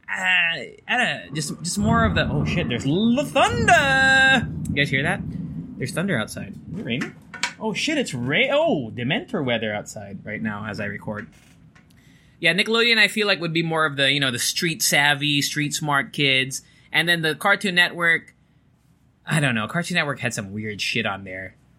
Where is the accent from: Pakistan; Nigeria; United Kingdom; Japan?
Japan; moved away; growing up in Japan